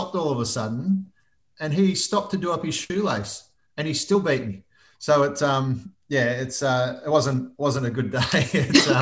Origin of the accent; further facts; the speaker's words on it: Albury, New South Wales, Australia; now in Melbourne, Australia; Albury, which is my hometown.